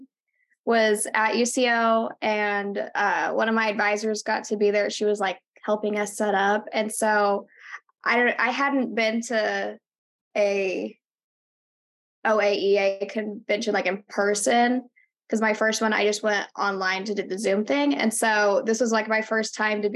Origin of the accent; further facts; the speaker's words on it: Claremore, Oklahoma, United States; I'm from Claremore, Oklahoma, kind of northeast of Tulsa